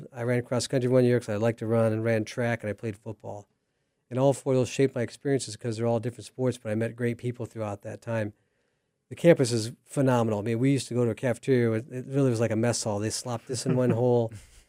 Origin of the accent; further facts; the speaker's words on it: Des Moines, Iowa, United States; So I came in 1985. That's a long time ago. I came from Des Moines, Iowa without much money, and I was actually headed to a different university to run track and field.